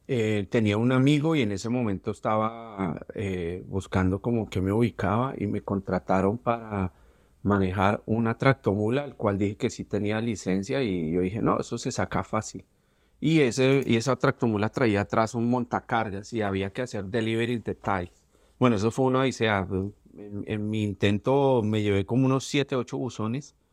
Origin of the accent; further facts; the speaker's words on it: Bogotá, Colombia; moved away as an adult; also born or lived in New York; now in Miami, United States; siendo bogotano, siendo colombiano